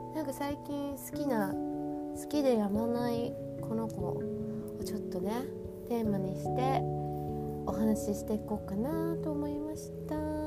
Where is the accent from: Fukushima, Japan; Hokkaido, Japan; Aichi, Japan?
Hokkaido, Japan; 私私ご本人はまあ北海道育ち